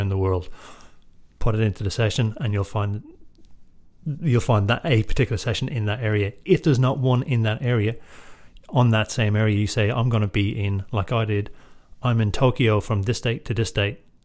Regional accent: Drogheda, Leinster, Ireland; I grew up in Drogheda

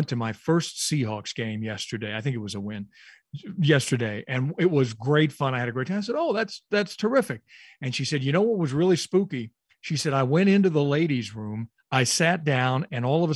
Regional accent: Louisville, Kentucky, United States; where I grew up in Louisville, Kentucky

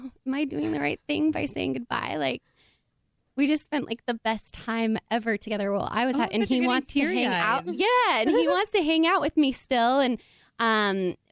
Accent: Oregon, United States; I'm from the Pacific Northwest. I'm from Oregon

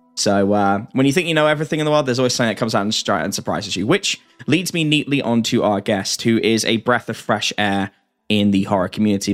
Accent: England, United Kingdom; as an Englishman

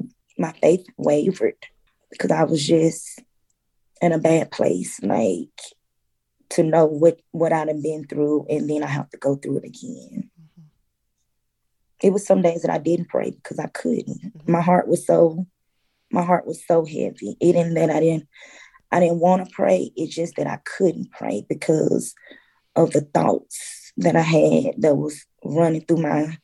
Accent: Mississippi, United States; moved away; we're from Mississippi

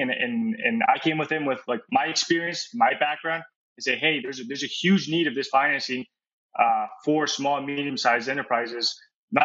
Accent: Uruguay; moved away; also born or lived in Miami / New York; I'm originally from Uruguay, from South America

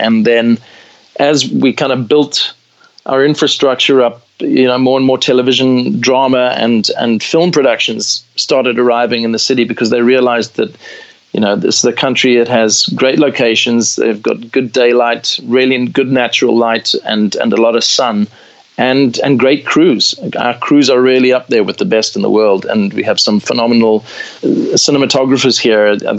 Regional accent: South Africa; I identify as a South African, as an African, mm-hmm. and I'm very proud of that.

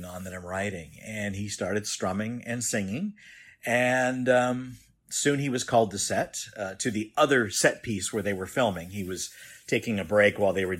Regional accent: Los Angeles, California, United States; also born or lived in Lodi, California; I live in Lodi, California. And I'm originally from Southern California in what's known as the San Fernando Valley in the Studio City and Sherman Oaks area

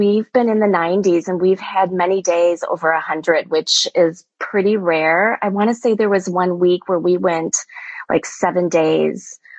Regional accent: Kaukauna, Wisconsin, United States; now in Minneapolis, United States; I'm from Wisconsin. Originally, I was born and raised near Green Bay, Wisconsin, in a small town called Kaukauna.

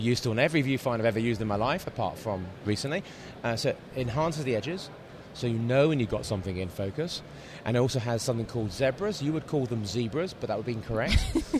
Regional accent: London, United Kingdom; I'm from London. And I am a cinematographer and a director.

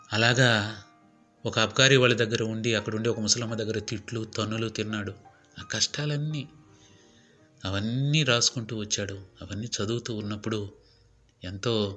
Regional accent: Nellore district, Andhra Pradesh, India; మా ఊరు నెల్లూరు జిల్లా కావచ్చు

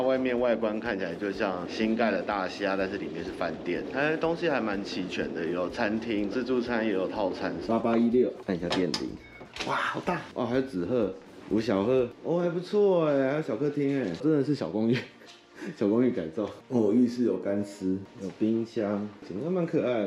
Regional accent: Yonghe, New Taipei, Taiwan; 因为我从小在永和，是那个金门广东州，金门广东面临长大

